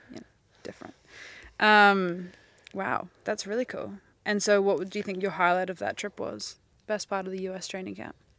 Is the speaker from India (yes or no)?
no; New Zealand; we have this place called Wellington